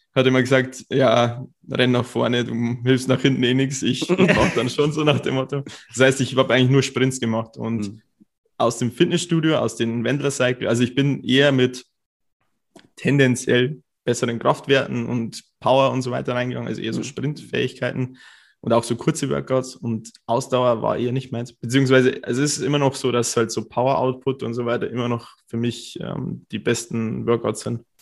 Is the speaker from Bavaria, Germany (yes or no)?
yes; Cham, Bavaria, Germany; moved away as an adult; also born or lived in Bayreuth; ich komme aus Karm, das ist so zwei Stunden fast weg